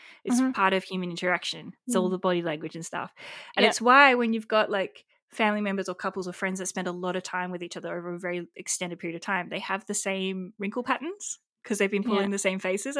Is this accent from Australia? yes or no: yes; Perth, Western Australia, Australia; accent: Perth